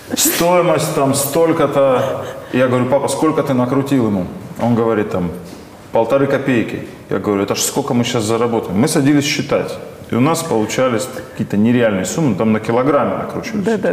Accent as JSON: {"language": "Russian", "region": "North Caucasus", "country": "Russia", "said": "я сам с Северного Кавказа"}